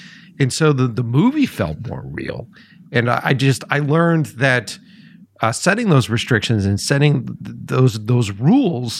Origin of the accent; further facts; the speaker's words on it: Boston, Massachusetts, United States; moved away; originally I was from Boston